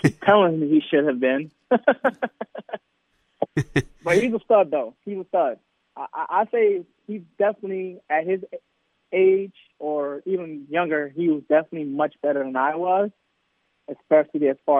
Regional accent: New York, United States; moved away; I'm from New York

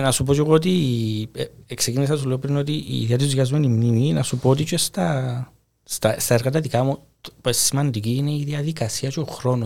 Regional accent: Cyprus; moved away as an adult; also born or lived in Italy; εγώ έφυγα από την Κύπρο

